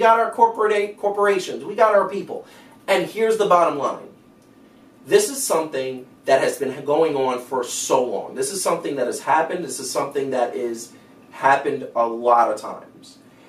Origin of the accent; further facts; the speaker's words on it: New York City, New York, United States; I grew up in Cypress Hills, Brooklyn, which is a Latino community. I also grew up in Hollis, Queens, which is predominantly African-American.